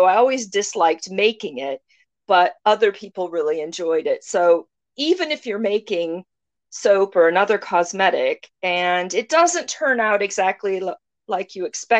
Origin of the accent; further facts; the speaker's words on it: United States; moved away as an adult; now in United Kingdom; As an American